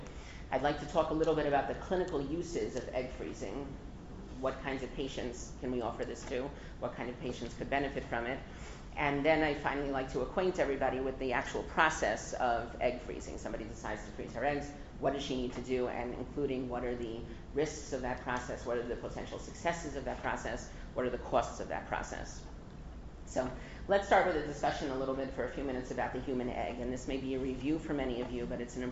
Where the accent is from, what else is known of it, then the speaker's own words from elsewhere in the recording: Englewood, New Jersey, United States; moved away; I grew up in Englewood, and I was actually thinking that it's going to be 40 years this coming summer that my parents moved to Englewood with us